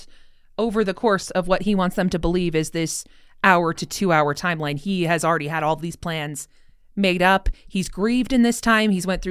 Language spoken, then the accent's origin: English; North Idaho, United States; I grew up in North Idaho